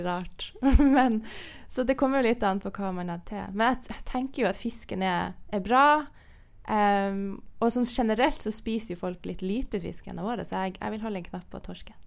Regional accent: Northern Norway, Norway; Nord-Norge, der jeg er fra, så spiser vi jo torsk.

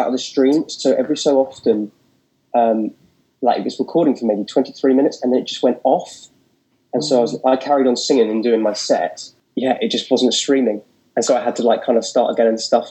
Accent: Portsmouth, South East England, United Kingdom; also born or lived in London; I was born in Portsmouth, which is down south

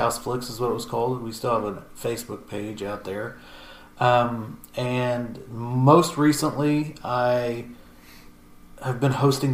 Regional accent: Matthews, Indiana, United States; I'm from Grant County in Indiana, around Matthews, Indiana. Population when I was growing up was 1,100

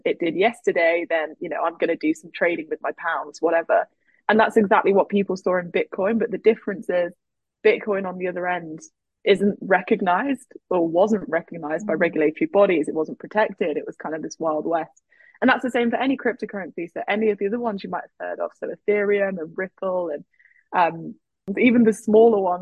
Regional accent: England, United Kingdom; now in United States; I grew up in England, I now live in the US

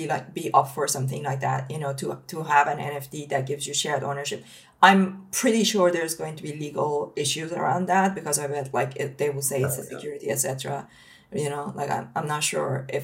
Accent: Iran; now in United Kingdom; I come from Iran originally, and I had to build my life from scratch coming to the UK

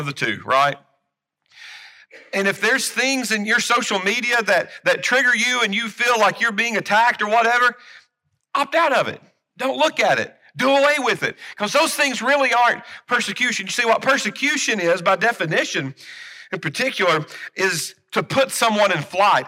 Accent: United States; as American Christians

